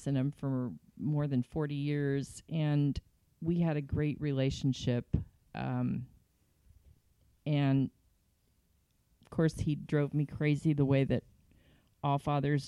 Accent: California, United States; born or raised there; also born or lived in Yuba City, California / Santa Monica, California

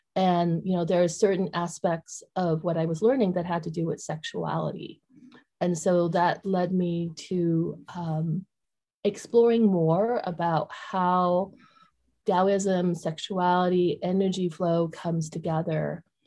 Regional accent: Vietnam; moved away; I'm from Vietnam. So I grew up, you know, going to a Buddhist temple at a very young age.

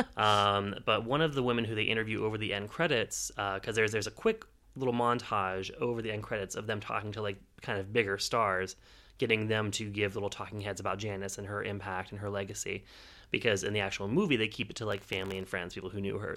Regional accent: Pittsburgh, Pennsylvania, United States; I am from Pittsburgh

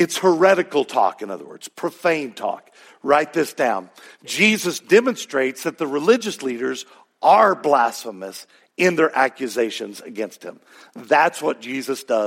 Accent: Texas, United States; accent: Texas; My Texas accent

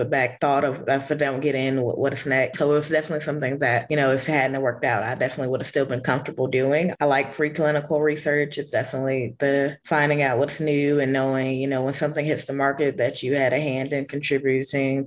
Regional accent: Rocky Mount, North Carolina, United States; I'm from Rocky Mount, North Carolina, and I did my graduation project at a local small animal hospital

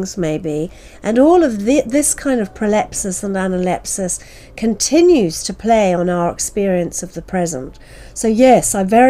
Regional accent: New Zealand; moved away; I was born and brought up in New Zealand. My father's family are from that part of the world

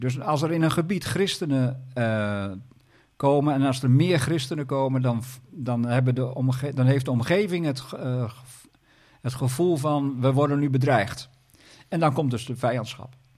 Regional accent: Groningen, Netherlands; Ik ben zelf een Groninger

